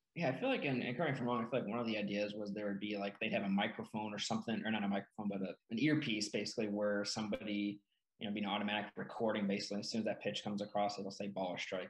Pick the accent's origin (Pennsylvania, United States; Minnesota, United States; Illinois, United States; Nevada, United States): Illinois, United States; Peru; my hometown of Peru, Illinois, small town